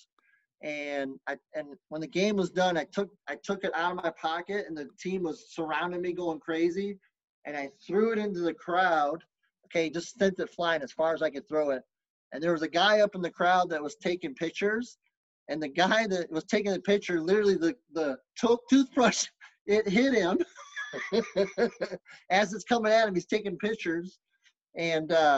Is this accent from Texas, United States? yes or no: yes; Lubbock, Texas, United States; moved away; I was born in Lubbock, Texas.